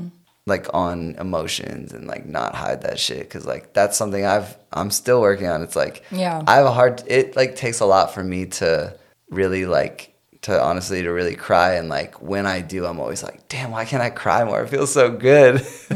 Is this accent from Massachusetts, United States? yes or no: no; Chicago, Illinois, United States; But I came from Chicago, so I feel like Chicago like got me like prepped, you know?